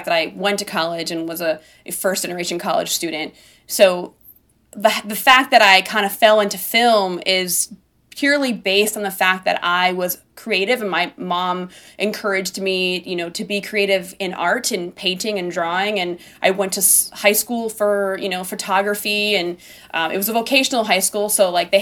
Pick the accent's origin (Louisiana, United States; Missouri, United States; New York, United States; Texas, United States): New York, United States; Buffalo; now in outside New York City, United States; I grew up in Buffalo, which is the second biggest city in New York